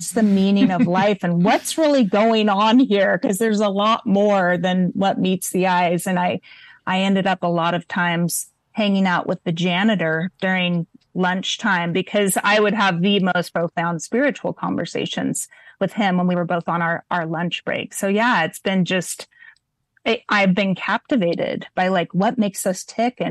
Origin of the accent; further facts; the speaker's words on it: Montecito, California, United States; I'm a white girl growing up in Montecito